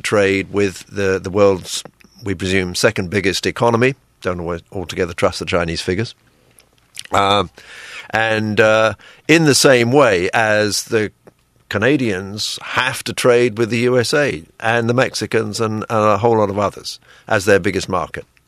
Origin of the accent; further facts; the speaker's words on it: United Kingdom; now in Taiwan; I'm British